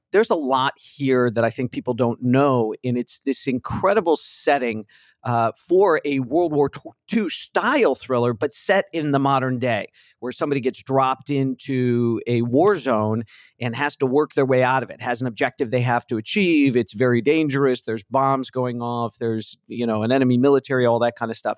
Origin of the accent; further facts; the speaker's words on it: Chicago, Illinois, United States; I'm a Chicago guy, grew up in the Midwest.